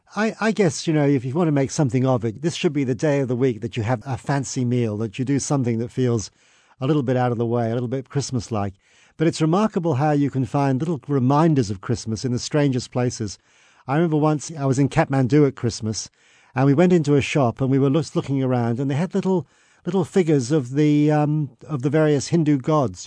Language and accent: English; England, United Kingdom; now in Australia; I was born in England